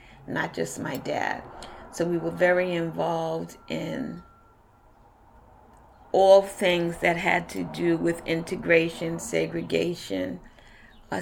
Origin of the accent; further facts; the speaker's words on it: New York City, New York, United States; I was born in Brooklyn Hospital and came from Brooklyn Hospital right here to where Miss Evans is interviewing my dad and I at 141 Halsey Street